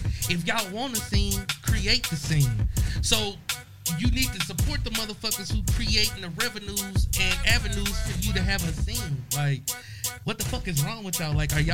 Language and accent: English; Tennessee, United States; I'm from a place in Tennessee